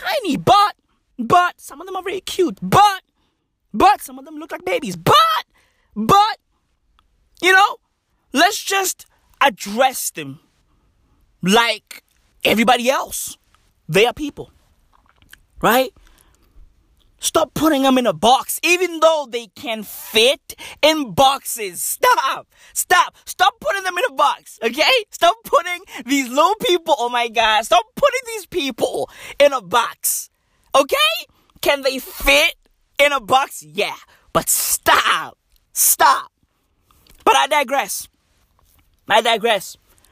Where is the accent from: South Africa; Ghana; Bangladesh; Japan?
South Africa; I'm South African